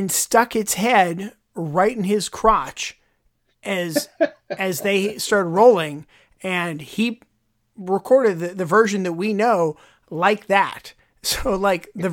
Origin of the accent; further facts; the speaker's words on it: Pittsburgh, Pennsylvania, United States; where I grew up, if there was anybody who spoke Spanish, there's like two people in that entire area, right? Because you know, it was very, at that time, Pittsburgh was still very European immigrants